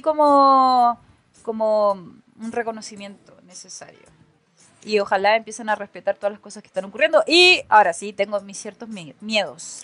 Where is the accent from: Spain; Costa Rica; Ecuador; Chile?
Chile